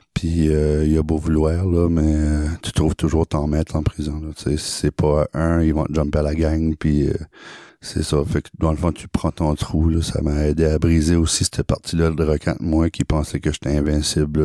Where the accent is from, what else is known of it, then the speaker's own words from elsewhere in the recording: Acadia, New Brunswick, Canada; also born or lived in Saumarez, New Brunswick; moi, je viens de l'Acadie. Je suis grandi au Nouveau-Brunswick dans un, dans une ville, dans un village qui s'appelle euh, Saint-Tyranné. Euh, après, j'ai grandi un peu aussi à Somarez